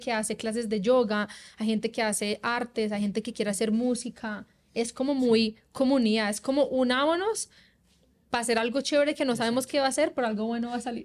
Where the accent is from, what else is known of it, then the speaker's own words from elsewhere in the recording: Colombia; moved away as an adult; also born or lived in Australia; uno viene de Colombia donde la mayoría, el promedio de personas no empieza a trabajar hasta que tú te gradúes